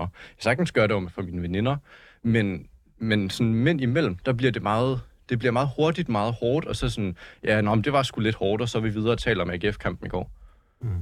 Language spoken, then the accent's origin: Danish; Slagelse, Zealand, Denmark; jeg er fra Slagelse